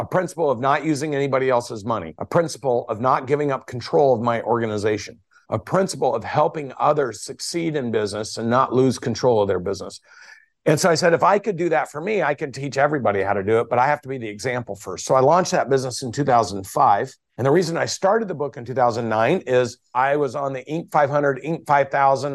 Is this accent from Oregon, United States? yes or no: yes; Portland, Oregon, United States; moved away as an adult; also born or lived in Corvallis, Oregon / Atlanta, Georgia; I moved from Portland, Oregon just to get the hell away from the Pacific Northwest to Atlanta, Georgia at eighteen years old